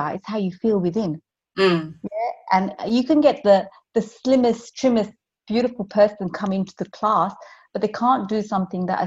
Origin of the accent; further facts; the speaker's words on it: London, United Kingdom; moved away as an adult; I'm from London